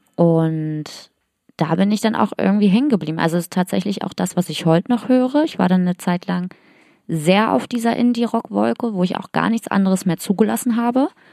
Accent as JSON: {"language": "German", "town": "Magdeburg", "region": "Saxony-Anhalt", "country": "Germany", "tie": "born or raised there"}